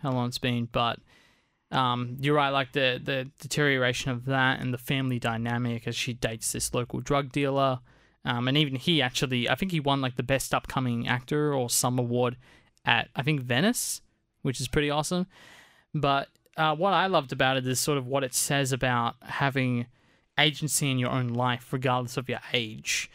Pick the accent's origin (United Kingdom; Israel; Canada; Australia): Australia; as Australian filmmakers